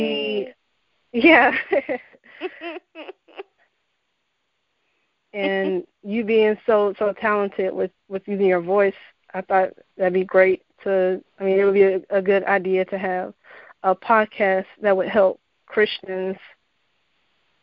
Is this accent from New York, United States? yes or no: no; Central Florida, United States; also born or lived in Arizona; I was born and raised in Central Florida